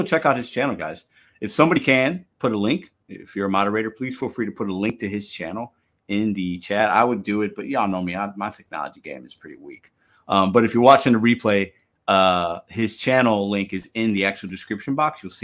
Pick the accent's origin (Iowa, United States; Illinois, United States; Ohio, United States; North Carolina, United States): Illinois, United States; Chicago; I'm from Chicago